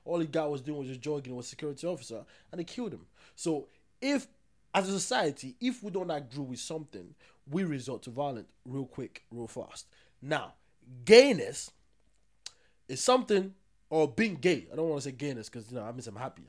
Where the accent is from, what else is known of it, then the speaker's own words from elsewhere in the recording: Kumasi, Ashanti, Ghana; If I was having an argument with you, I'm from Kumasi, or Ghanaians really don't do that much.